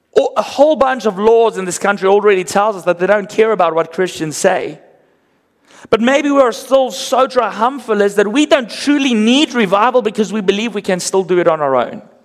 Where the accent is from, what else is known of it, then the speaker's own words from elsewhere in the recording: South Africa; accent: Afrikaans; first language Afrikaans; English is a second language; My first language, Afrikaans